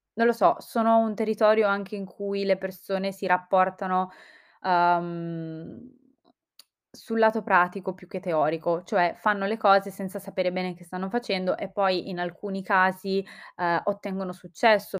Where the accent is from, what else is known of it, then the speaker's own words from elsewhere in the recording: Calabria, Italy; moved away as an adult; also born or lived in Milan; io sono calabrese e ho fatto il liceo e tutte le scuole giù in Calabria. Dopodiché mi sono trasferita a Milano